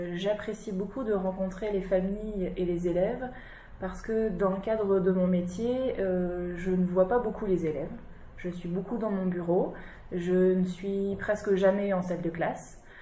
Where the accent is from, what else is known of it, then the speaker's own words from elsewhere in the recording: Lille, Hauts-de-France, France; je suis originaire de Lille, dans le nord.